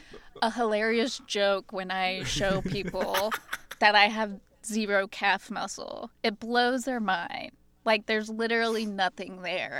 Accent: United States; Us Americans

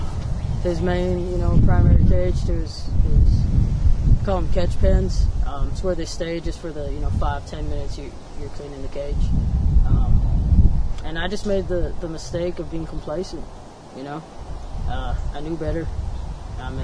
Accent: Hawaii, United States; moved away; I grew up in Hawaii

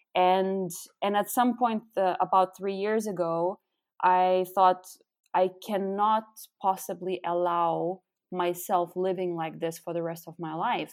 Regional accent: Lithuania; first language Lithuanian; English is a second language; moved away as an adult; also born or lived in Austria / Netherlands / Belgium; now in Berlin, Germany; I'm actually originally from Lithuania, and I, uh, live in Berlin for the last over four years.

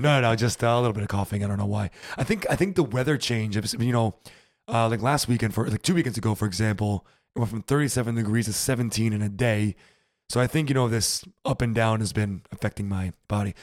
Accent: United States; now in Germany; as an American living here

